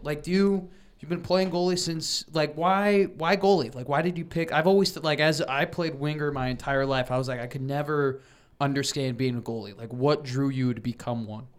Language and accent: English; Chicago, Illinois, United States; moved away as an adult; now in Lincoln, United States; I am from Chicago.